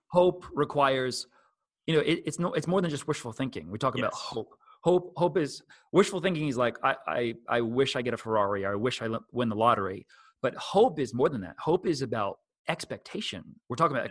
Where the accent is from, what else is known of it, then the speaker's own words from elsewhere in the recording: New Jersey, United States; I'm from New Jersey